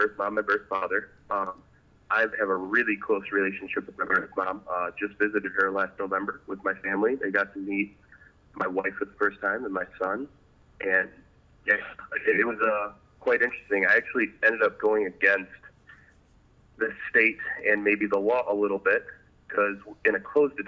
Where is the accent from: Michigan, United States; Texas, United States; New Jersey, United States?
Michigan, United States; Traverse City; I grew up in Traverse City, Michigan with my adoptive family.